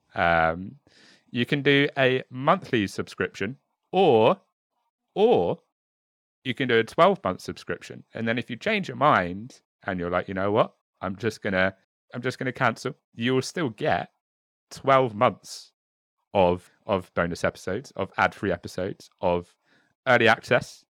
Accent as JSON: {"language": "English", "country": "United Kingdom", "said": "I am very much British, um, with a bit of French"}